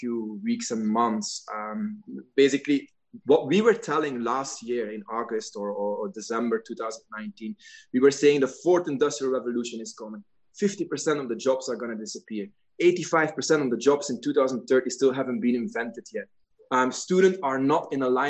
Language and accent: English; Belgium; moved away; in my home country in Belgium